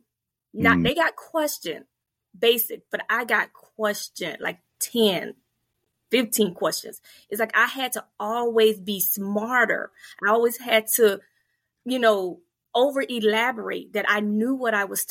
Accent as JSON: {"language": "English", "town": "Fort Pierce", "region": "Florida", "country": "United States", "tie": "born or raised there", "moved": "as an adult", "said": "I grew up in a very mixed, diverse community. I'm from Fort Pierce, Florida, and it's very mixed."}